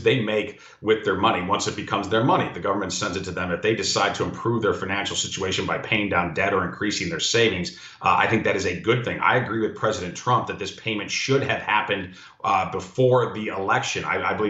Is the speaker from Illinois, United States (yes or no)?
yes; Illinois, United States; my home state of Illinois